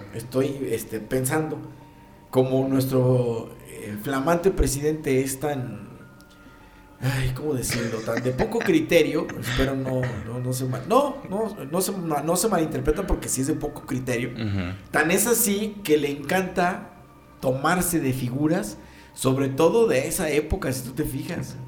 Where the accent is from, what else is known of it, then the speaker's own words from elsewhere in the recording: Mexico; así somos aquí los mexicanos